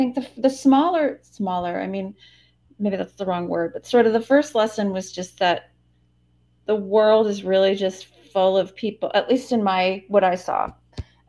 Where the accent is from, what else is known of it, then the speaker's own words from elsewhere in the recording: Western Massachusetts, United States; also born or lived in New Hampshire / Southern Spain; I'm originally from the East Coast. I'm from Western Massachusetts.